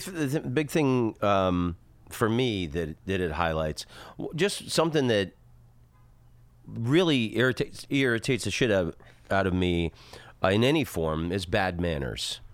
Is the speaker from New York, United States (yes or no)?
no; Oviedo, Florida, United States; moved away as an adult; also born or lived in Netherlands; where I grew up in Florida, in Oviedo